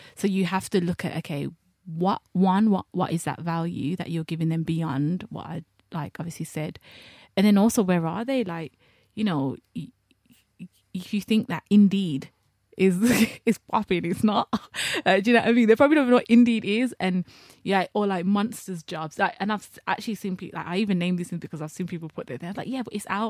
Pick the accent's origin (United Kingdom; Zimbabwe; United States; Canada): United Kingdom; Birmingham, West Midlands; I'm a heterosexual black girl from Birmingham